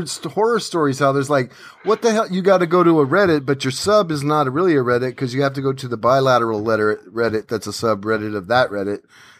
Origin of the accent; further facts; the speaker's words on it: West Coast, United States; I'm from the West Coast